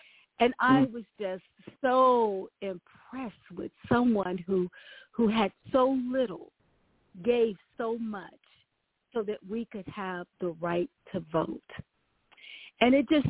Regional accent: St. Louis, Missouri, United States; I was performing in plays and whatnot growing up in St. Louis

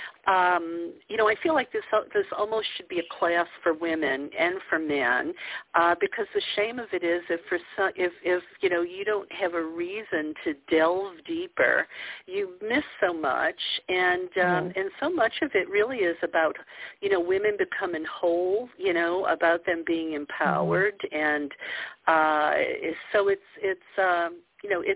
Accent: the Bible Belt, United States; I grew up in the Bible Belt

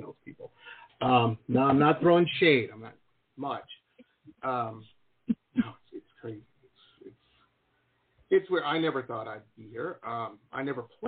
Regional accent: Detroit, Michigan, United States; moved away as an adult; also born or lived in Boston / Southern California; now in South Florida, United States; I grew up in Detroit.

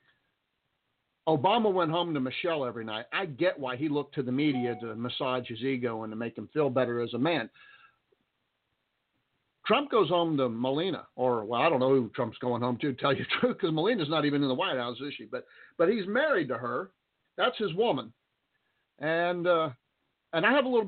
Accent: Texas, United States; also born or lived in Roswell, New Mexico; I'm a Texan. I'm a Texan pure through and through. Wasn't born here, but I'm a Texan

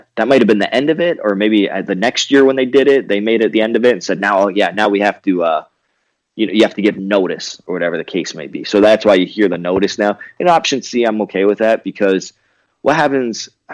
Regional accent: Canada; growing up in Canada

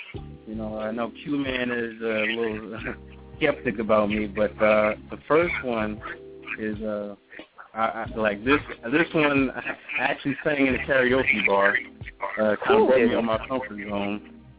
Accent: East Orange, New Jersey, United States; I come from the one and only greatest city on the planet, East Orange, New Jersey.

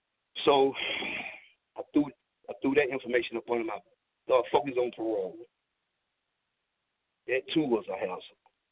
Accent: Cordele, Georgia, United States; I am from Cordele, Georgia.

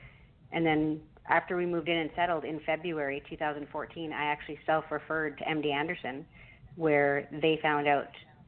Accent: Canada; which as a Canadian, I'm not used

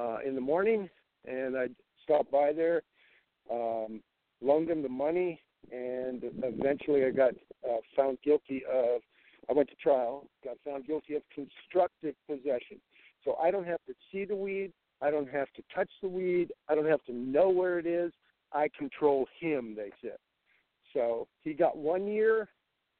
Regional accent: San Diego, California, United States; where I grew up in San Diego

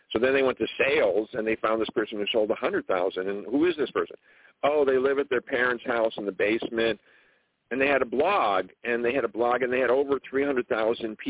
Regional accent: Buffalo, New York, United States; growing up in Buffalo, New York

